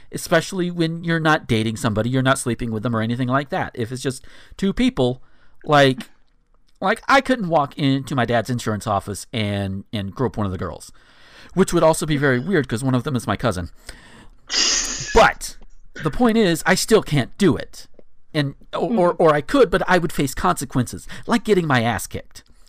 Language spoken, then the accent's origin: English; Northwest Florida, United States; I grew up in Northwest Florida, right on the border of Alabama and Georgia